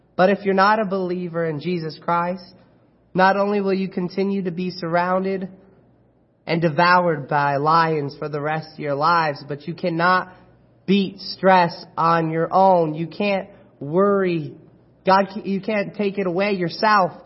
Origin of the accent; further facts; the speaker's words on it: Chino, California, United States; now in Apple Valley, United States; I was born and raised in Chino, California